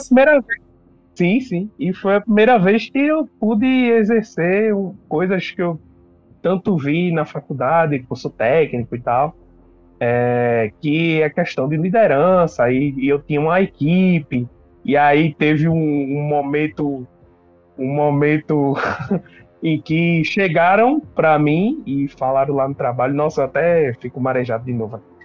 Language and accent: Portuguese; Pernambuco, Brazil; aqui em Pernambuco, sou de Pernambuco, tá?